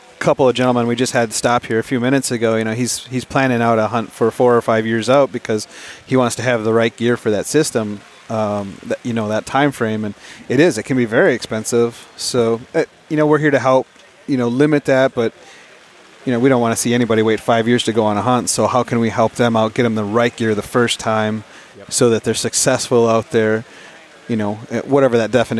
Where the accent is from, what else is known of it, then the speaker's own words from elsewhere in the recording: Pennsylvania, United States; I'm from Pennsylvania